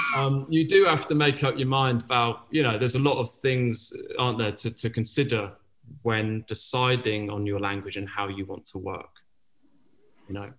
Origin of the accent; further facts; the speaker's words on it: Penzance, South West England, United Kingdom; moved away as an adult; also born or lived in New York; I grew up in Penzance, Cornwall, and not a lot of filmmakers come out there